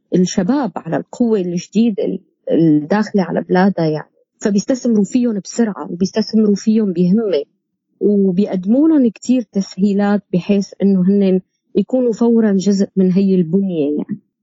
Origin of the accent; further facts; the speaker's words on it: Syria; moved away; نحن كسوريين